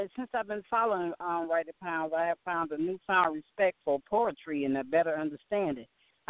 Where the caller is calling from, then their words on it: Detroit, Michigan, United States; I'm calling from Detroit, Michigan.